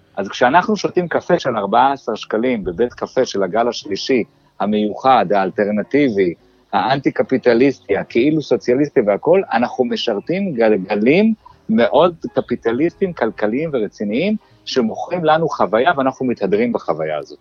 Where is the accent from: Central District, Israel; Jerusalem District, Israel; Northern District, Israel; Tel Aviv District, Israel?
Jerusalem District, Israel; Jerusalem; moved away; נולדתי וגדלתי בירושלים